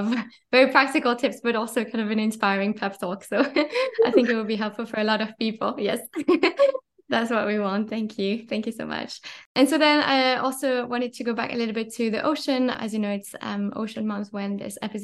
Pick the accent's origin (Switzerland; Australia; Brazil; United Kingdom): Switzerland; I grew up in Switzerland, so much more of a kind of forest landscape